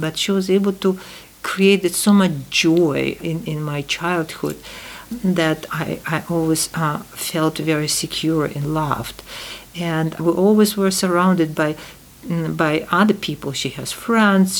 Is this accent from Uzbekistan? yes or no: yes; Tashkent, Uzbekistan; English is a second language; moved away; ten, years after the war, I was born in Tashkent